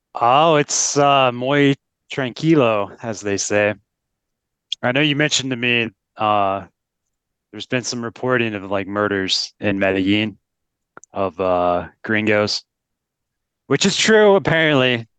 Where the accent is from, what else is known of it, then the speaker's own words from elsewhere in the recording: United States; moved away as an adult; we're both American, and so we've seen, I haven't been in the U S for eight years